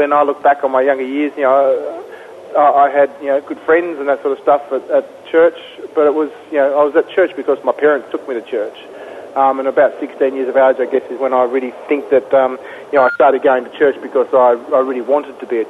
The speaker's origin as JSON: {"language": "English", "town": "Canberra", "region": "Australian Capital Territory", "country": "Australia", "tie": "born or raised there", "said": "I grew up in Canberra and played AFL"}